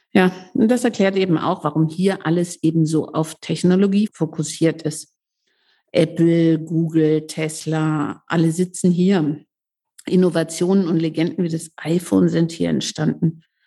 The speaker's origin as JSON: {"language": "German", "town": "Leipzig", "region": "Saxony", "country": "Germany", "said": "Ich komme ja aus Leipzig"}